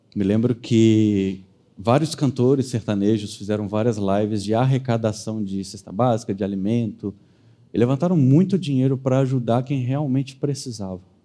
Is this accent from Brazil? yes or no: yes; Brazil; sobre nós, sobre quem somos brasileiros